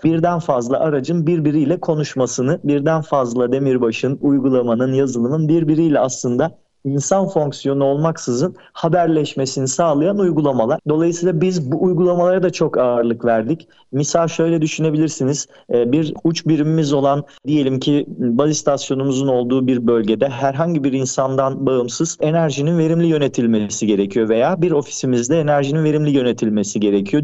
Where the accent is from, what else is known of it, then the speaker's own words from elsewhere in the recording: Turkey; biz özellikle Türkiye'de yaşayan bir toplum olduğumuz için kültürümüz gereği Akdeniz insanı olarak adlandırıldığımız için